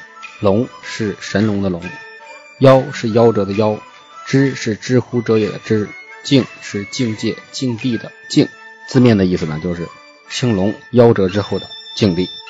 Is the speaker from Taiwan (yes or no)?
no; Hebei, China; 作为一个河北人呢，我从小就非常喜欢武侠故事，特别崇拜金庸。